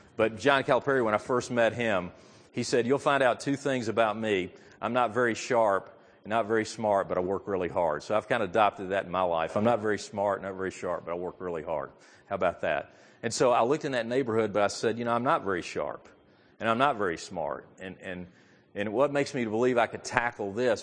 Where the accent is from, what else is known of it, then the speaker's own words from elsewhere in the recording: Memphis, Tennessee, United States; I grew up in Memphis, Tennessee, and I went to Messick High School